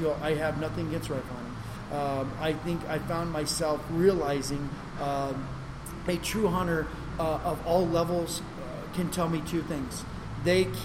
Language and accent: English; New Mexico, United States; as a kid growing up in New Mexico